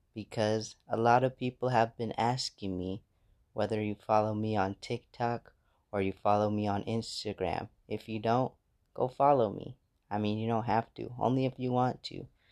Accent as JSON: {"language": "English", "country": "United States", "moved": "as an adult", "lives_now": "Ghana", "said": "I'm from America."}